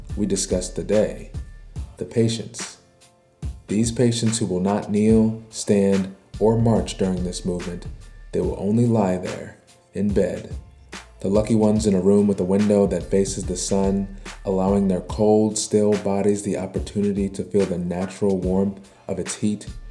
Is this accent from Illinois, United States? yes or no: no; Baltimore, Maryland, United States; my hometown, Baltimore, Maryland